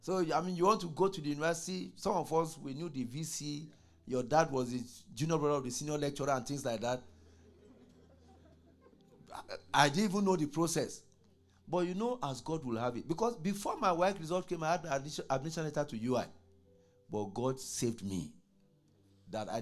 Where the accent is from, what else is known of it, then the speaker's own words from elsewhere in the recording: Nigeria; moved away as an adult; when I was growing up in Nigeria